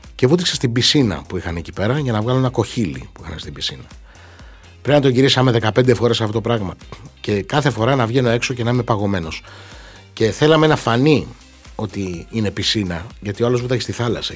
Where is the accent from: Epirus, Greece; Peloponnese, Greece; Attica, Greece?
Peloponnese, Greece; Xylokastro; στην πατρίδα μου στο Ξυλόκαστρο στην Κορινθία